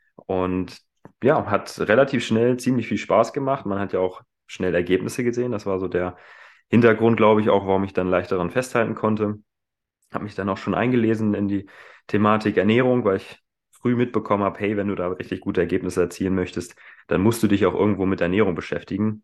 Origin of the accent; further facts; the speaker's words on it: Hanover, Lower Saxony, Germany; moved away as an adult; also born or lived in Hildesheim; Ursprünglich komme ich aus Hannover, bin also nicht weit, weit weggekommen